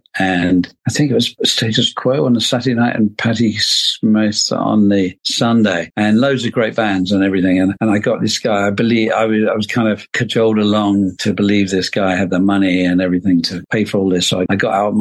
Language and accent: English; London, United Kingdom; also born or lived in Dublin, Ireland; I grew up in London